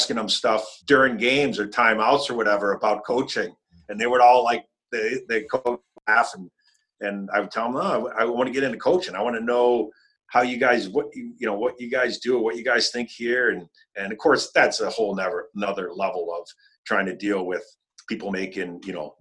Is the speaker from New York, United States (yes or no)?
yes; Buffalo, New York, United States; growing up in Buffalo